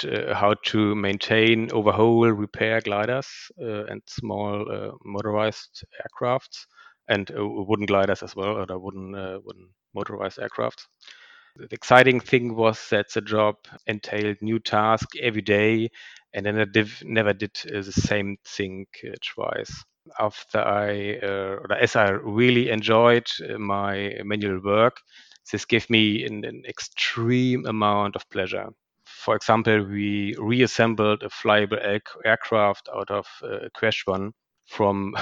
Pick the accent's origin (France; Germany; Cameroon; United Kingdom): Germany; former GDR, East Germany; So I grew up in the former GDR at a time when Germany was still divided.